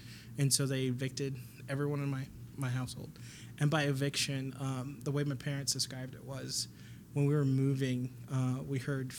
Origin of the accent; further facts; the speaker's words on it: Mankato, Minnesota, United States; moved away; also born or lived in Somalia; So we got there when I was 9, moved to Mankato when I was about 14.